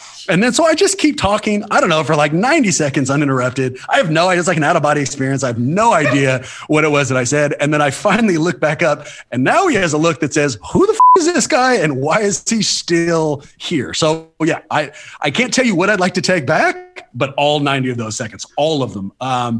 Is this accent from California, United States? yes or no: yes; Oakland, California, United States; I am from Oakland. I'm not necessarily a media member